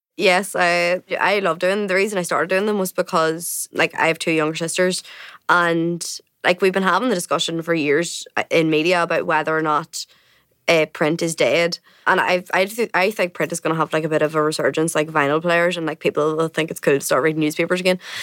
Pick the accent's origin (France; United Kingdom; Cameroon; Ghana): United Kingdom; Coalisland, County Tyrone, Northern Ireland; I'm from Cullinan, County Tyrone